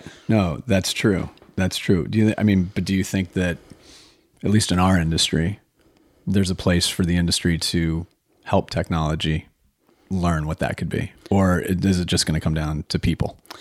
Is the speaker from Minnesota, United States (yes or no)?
yes; Minnesota, United States; being a native Minnesotan myself